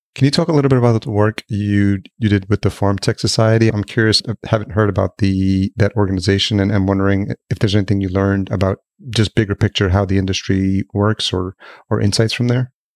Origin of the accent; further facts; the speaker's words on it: Yonkers, New York, United States; moved away as an adult; also born or lived in White Plains, New York / Los Angeles; now in Minneapolis, United States; I grew up in Yonkers